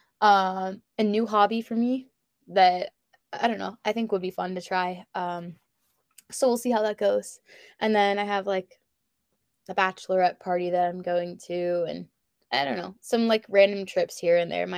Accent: Lawrence, Kansas, United States; moved away as an adult; also born or lived in Boise, Idaho / Colorado / Utah; grew up in Lawrence, Kansas

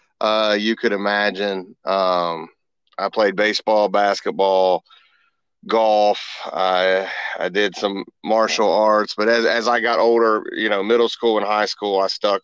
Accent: Huntington, West Virginia, United States; moved away as an adult; now in Newport News, United States; growing up in Huntington shaped who I am

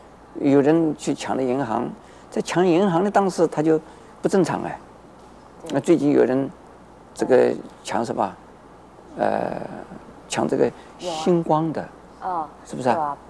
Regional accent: China; 所以是有的父母就特别是我们中国人的父母啊，是心里不甘愿的。

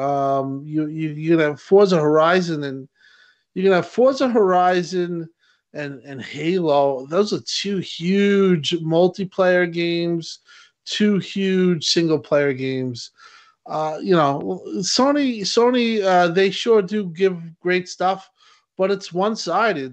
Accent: New York, United States; I'm a New Yorker

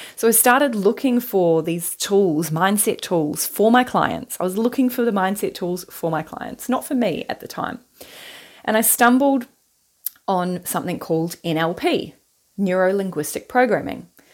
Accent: New Zealand; moved away as an adult; now in Western Australia, Australia; I'm originally from New Zealand and, and now I live in Western Australia, and I've lived here for eleven years now.

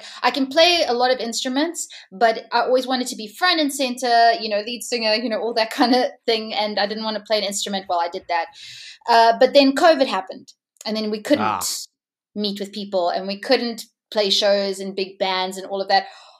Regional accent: Hong Kong; also born or lived in Japan; So I grew up in Asia. I grew up in Hong Kong. So I learned a lot there from the music scene there.

